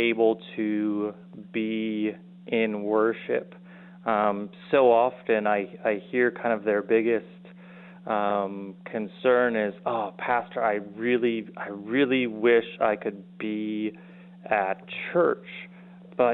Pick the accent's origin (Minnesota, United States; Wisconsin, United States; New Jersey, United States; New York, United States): Wisconsin, United States; moved away; also born or lived in South Dakota; I'm born and raised in Wisconsin.